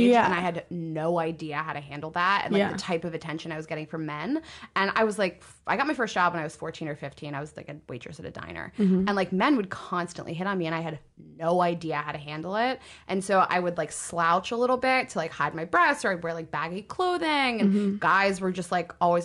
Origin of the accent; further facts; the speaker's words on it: Pittsburgh, Pennsylvania, United States; moved away as an adult; now in New York, United States; I grew up in Pittsburgh.